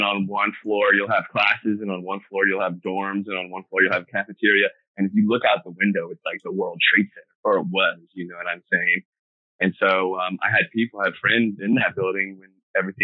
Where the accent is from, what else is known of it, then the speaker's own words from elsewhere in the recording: Virginia, United States; moved away as an adult; also born or lived in San Diego, California / Los Angeles, California; now in Arcata, United States; I grew up in DC area, actually, and went to Virginia Tech. I grew up in Virginia, but just right outside DC.